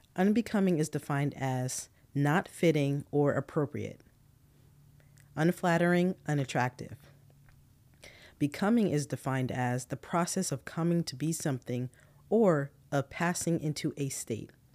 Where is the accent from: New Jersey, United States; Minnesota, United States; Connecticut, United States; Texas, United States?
New Jersey, United States; moved away as an adult; I'm originally from New Jersey, and that's all I've ever known for twenty-four years